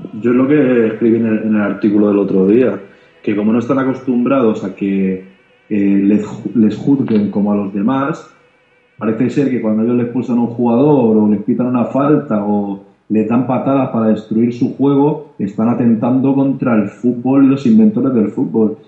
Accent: Barcelona, Catalonia, Spain; yo como soy de Barcelona

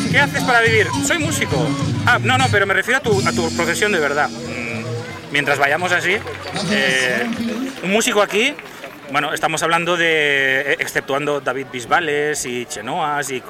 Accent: Spain

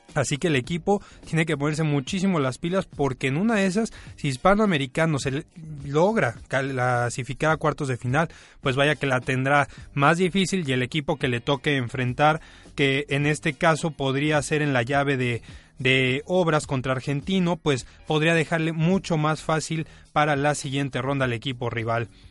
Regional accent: Mexico

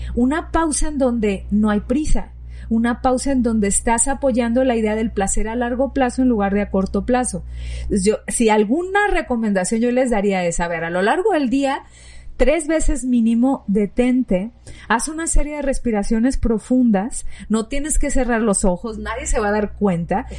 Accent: Sinaloa, Mexico; moved away; yo soy de Sinaloa y babeaba por los mariscos

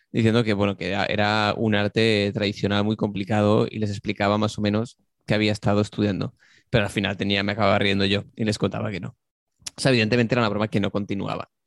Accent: Barcelona, Catalonia, Spain; born there; yo, nací en Barcelona y he estado desde entonces eh, trabajando en diferentes restaurantes y viajando por todo el mundo.

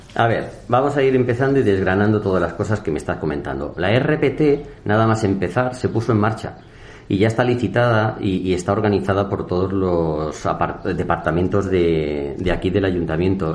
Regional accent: Villaviciosa de Odón, Community of Madrid, Spain; yo tengo 43 años, vivo en mi pueblo y la mayoría de mis amigos del instituto, del Calatalifa, del Laura

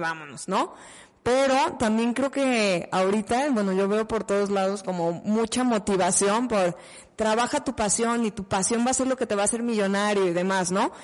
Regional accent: Mexico; como mexicanos

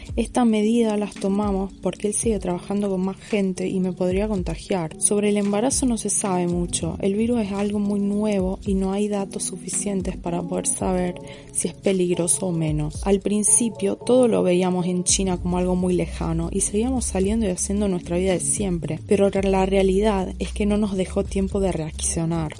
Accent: Venezuela; now in Germany; soy venezolana y vivo en Alemania

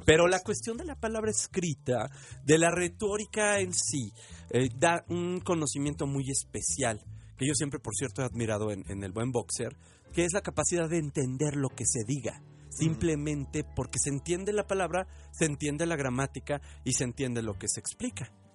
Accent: Mexico

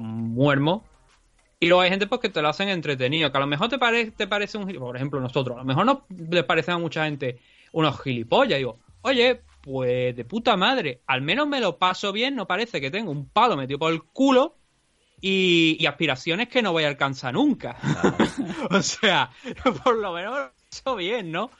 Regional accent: Andalusia, Spain; accent: andaluz; also born or lived in Valencia; por ser andaluz

